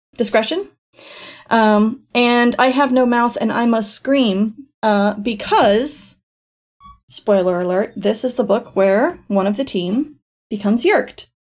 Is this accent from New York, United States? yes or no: no; Florida, United States; moved away; also born or lived in Tennessee; I grew up in Florida